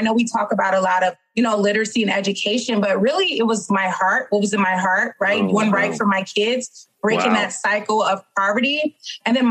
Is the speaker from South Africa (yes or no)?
no; Detroit, Michigan, United States; born and raised in Detroit, Michigan.